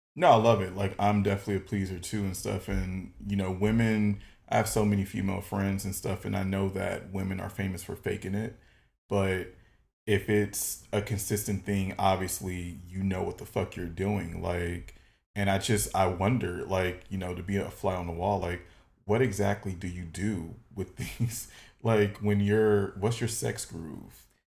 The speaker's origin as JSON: {"language": "English", "town": "Detroit", "region": "Michigan", "country": "United States", "moved": "yes", "said": "I'm originally from Detroit, Michigan"}